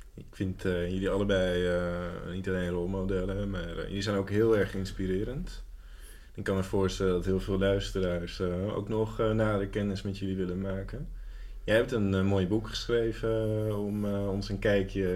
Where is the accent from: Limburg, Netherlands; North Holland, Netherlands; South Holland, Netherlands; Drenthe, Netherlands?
North Holland, Netherlands; Amsterdam; now in Almere, Netherlands; mijn geboortestad Amsterdam